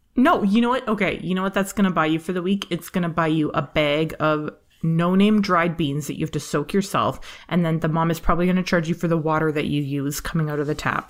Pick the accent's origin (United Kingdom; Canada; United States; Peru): Canada; I'm from Canada